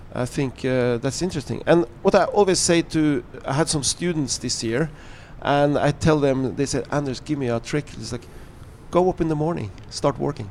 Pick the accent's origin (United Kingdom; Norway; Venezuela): Norway; I'm talking out from Norway